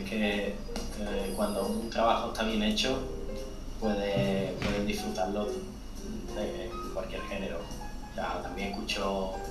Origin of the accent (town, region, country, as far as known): Andalusia, Spain